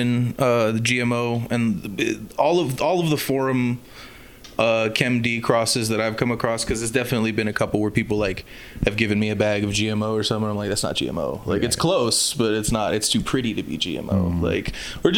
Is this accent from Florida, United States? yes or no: yes; Miami, Florida, United States; I'm from Miami